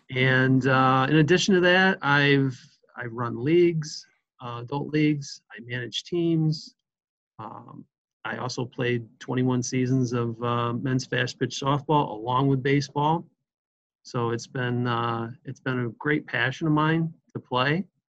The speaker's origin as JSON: {"language": "English", "town": "Elkland", "region": "Pennsylvania", "country": "United States", "also_born_or_lived": "West Virginia", "said": "I'm originally from Elkland, Pennsylvania."}